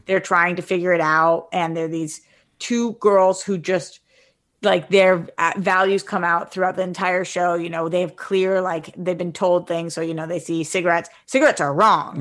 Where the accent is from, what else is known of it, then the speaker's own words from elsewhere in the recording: East Coast, United States; now in West Coast, United States; I came from the East Coast. I live on the West Coast.